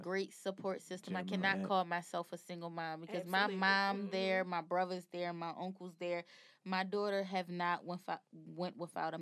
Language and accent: English; Baltimore, Maryland, United States; also born or lived in Kentucky; I'm from Baltimore, Maryland, but I lived in Kentucky for about 4 years.